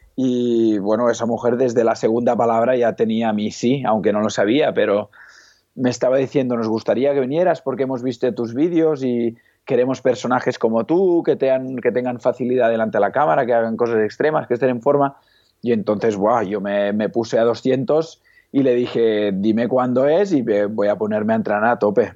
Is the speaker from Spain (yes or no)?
yes; Igualada, Catalonia, Spain; also born or lived in Lleida; Soy, soy de Igualada, que está a medio camino, digamos, de Barcelona a Lleida